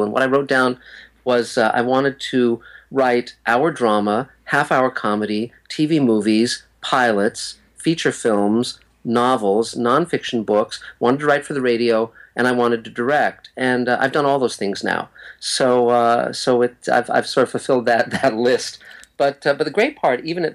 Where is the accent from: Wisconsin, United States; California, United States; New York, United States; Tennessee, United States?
California, United States; Los Angeles; also born or lived in Santa Monica; I was born in Santa Monica and grew up in West Los Angeles in the Beverlywood section of LA.